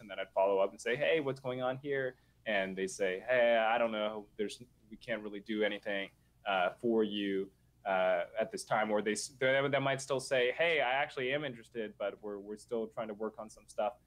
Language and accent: English; Nashville, Tennessee, United States; I grew up in Nashville